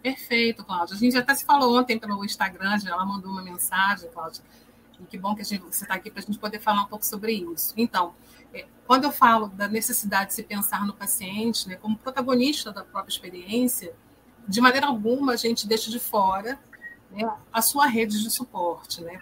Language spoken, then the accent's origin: Portuguese; Rio de Janeiro, Brazil; sou psicóloga, sou do Rio de Janeiro